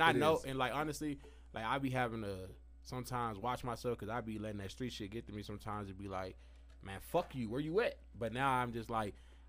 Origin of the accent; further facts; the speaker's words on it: Tennessee, United States; also born or lived in Mississippi; now in Albuquerque, United States; I'm from Tennessee. I was born in Mississippi, but I grew up in Tennessee. So I just tell everybody I'm from Tennessee because that's really what I know. So, but Albuquerque, my home, though.